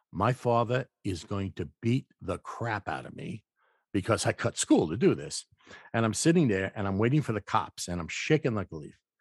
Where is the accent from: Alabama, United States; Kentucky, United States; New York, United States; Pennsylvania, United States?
New York, United States; New York City; I was born in the Bronx, and I lived in the kind of apartment where you had to bang on the pipes, get heat